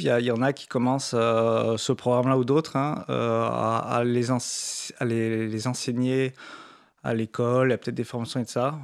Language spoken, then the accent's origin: French; France; on est français